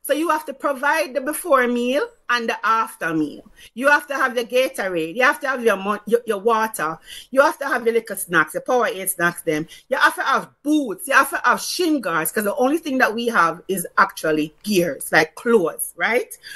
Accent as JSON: {"language": "English", "region": "Saint Catherine Parish", "country": "Jamaica", "said": "even though it was going to play in Arnett we are from St. Catherine"}